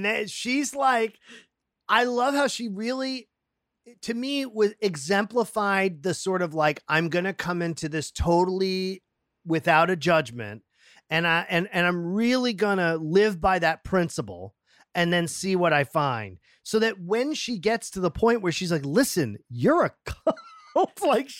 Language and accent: English; Massachusetts, United States; I'm from Massachusetts.